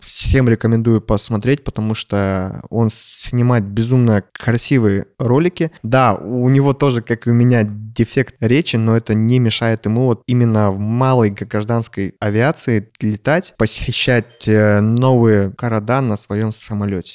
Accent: Kazakhstan; я вырос э, в Казахстане

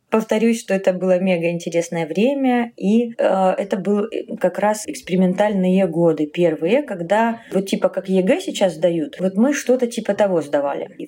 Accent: Bryansk, Bryansk Oblast, Russia; born there; also born or lived in Kharkiv, Ukraine; Нет, я родилась в Брянске. Мне просто папа военный, поэтому мы мотались.

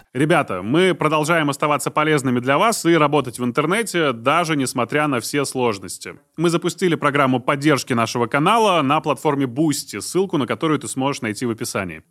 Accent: Izhevsk, Udmurtia, Russia; я э, из Ижевска

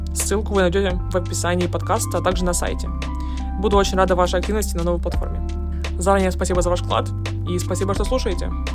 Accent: Russian Far East, Russia; я, я с Дальнего Востока

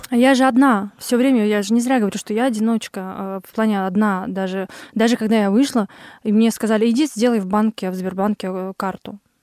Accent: Kurgan, Kurgan Oblast, Russia; also born or lived in Kazakhstan; в России, в каком-то городе Кургане, Кургане, у цыган. Через год, как я родилась

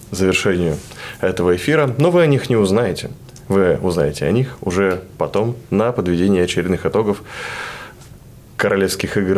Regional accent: Yurga, Kemerovo Oblast, Russia; Город Юрга, Кемеровская область.

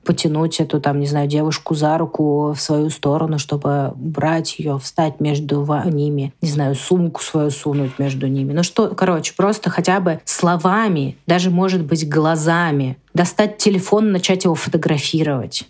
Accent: Russia; я родилась в России

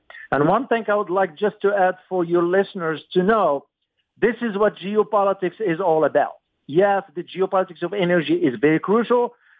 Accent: United States; as an American

